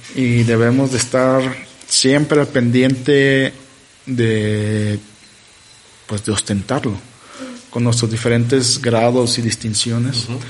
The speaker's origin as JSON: {"language": "Spanish", "country": "Mexico", "tie": "born or raised there", "said": "yo que soy mexicano, ¿no? ¿Por qué nací en México"}